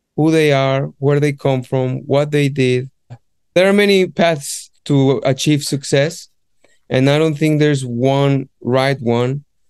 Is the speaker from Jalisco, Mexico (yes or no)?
yes; Guadalajara, Jalisco, Mexico; moved away as an adult; now in London, United Kingdom; my hometown from Guadalajara